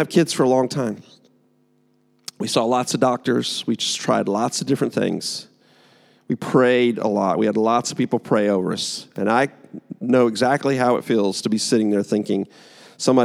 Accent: United States; I'm American

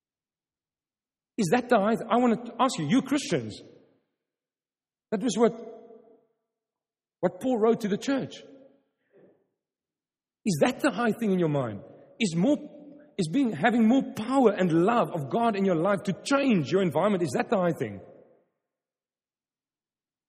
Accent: Stellenbosch, Western Cape, South Africa; first language Afrikaans; English is a second language; I'm from Stellenbosch, wine country.

